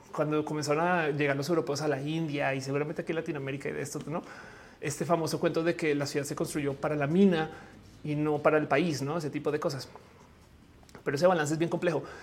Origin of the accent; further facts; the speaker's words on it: Mexico; como mexicana